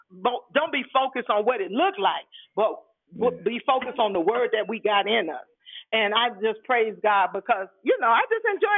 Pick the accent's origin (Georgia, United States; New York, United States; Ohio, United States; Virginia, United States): New York, United States; New York City; now in Las Vegas, United States; Well, I live in Vegas now. I'm in Vegas. But that's okay. Hey. But I'm from the Bronx.